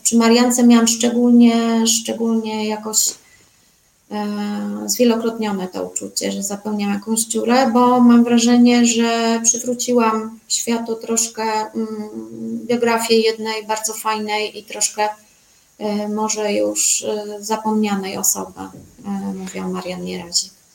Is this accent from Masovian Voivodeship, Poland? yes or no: yes; Warsaw, Masovian Voivodeship, Poland; ja się urodziłam, co prawda, w Warszawie